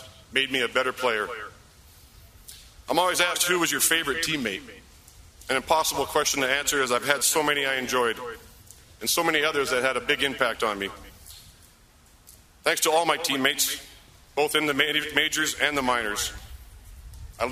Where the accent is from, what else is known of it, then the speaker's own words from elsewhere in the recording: Maple Ridge, British Columbia, Canada; moved away as an adult; also born or lived in Montreal / Denver; now in United States; where I grew up in Maple Ridge